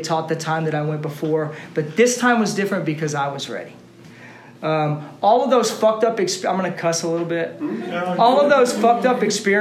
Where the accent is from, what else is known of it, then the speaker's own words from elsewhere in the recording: Austin, Texas, United States; Born and raised in Austin